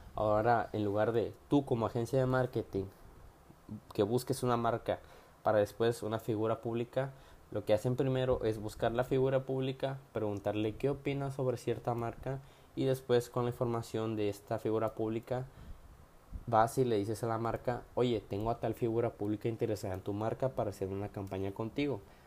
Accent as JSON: {"language": "Spanish", "town": "Tapachula", "region": "Chiapas", "country": "Mexico", "said": "soy de Tapachula, Chiapas"}